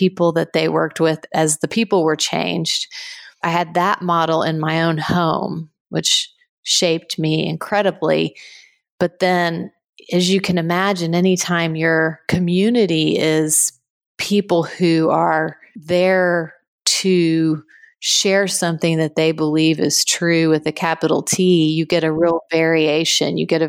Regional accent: Guatemala; Yes, I was born in Guatemala and grew up there. My family spent about 30 years down there total. So it's home and very much shaped us.

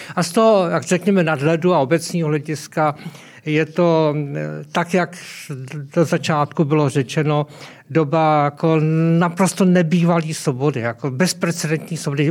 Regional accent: South Moravian Region, Czechia; já pocházím z Jižní Moravy

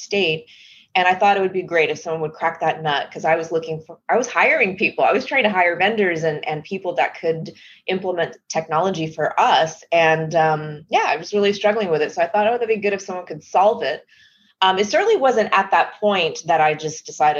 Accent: Texas, United States; moved away; I'm originally from Texas. And so I was living and working in Texas as a software engineer

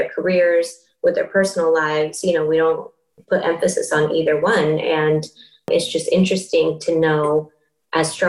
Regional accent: Bay Area, California, United States; we grew up in the Bay Area here

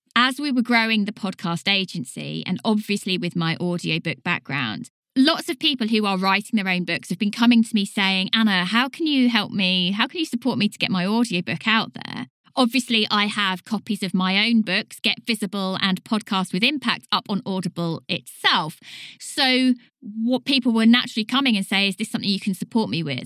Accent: United Kingdom; accent: British; I'm a British voice

